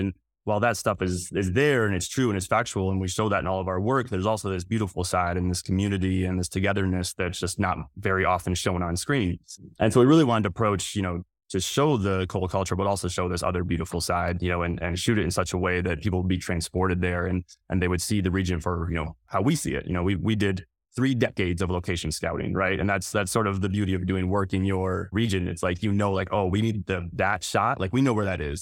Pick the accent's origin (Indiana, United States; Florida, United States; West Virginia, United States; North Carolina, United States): West Virginia, United States; North Central; I grew up in North Central West Virginia